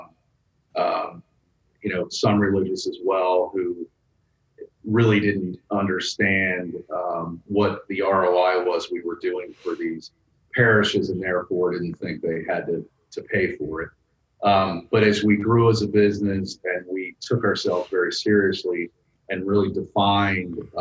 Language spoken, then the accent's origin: English; New Jersey, United States; moved away as an adult; now in Northern Virginia, United States; where I grew up in New Jersey